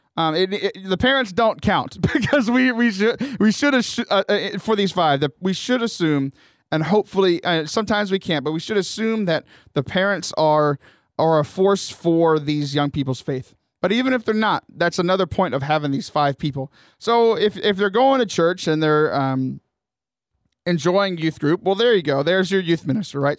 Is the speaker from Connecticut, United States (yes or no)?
no; Houston, Texas, United States; also born or lived in Corpus Christi / Bryan College Station; I grew up in the Houston area.